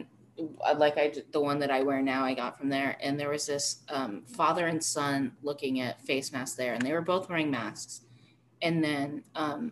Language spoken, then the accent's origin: English; Arizona, United States; now in Colorado, United States; growing up in Arizona and living here my whole life